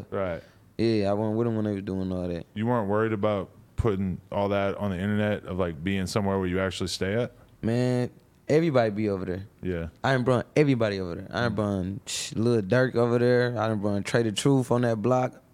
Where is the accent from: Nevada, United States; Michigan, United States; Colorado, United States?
Michigan, United States; Detroit; I'm from West Side … all them from the East. I'm from the West.